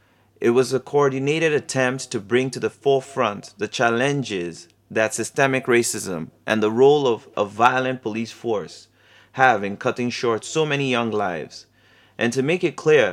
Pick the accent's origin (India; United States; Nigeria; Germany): Nigeria; now in Brazzaville, Republic of the Congo; I am from Nigeria. I am a documentary photographer, and I'm currently living and working in the Republic of Congo, Brazzaville.